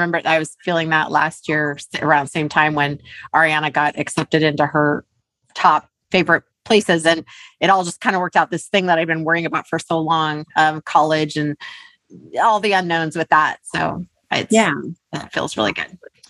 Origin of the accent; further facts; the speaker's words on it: California, United States; I'm coming from Southern California here, y'all. So this is going to sound bad, but it was cold outside.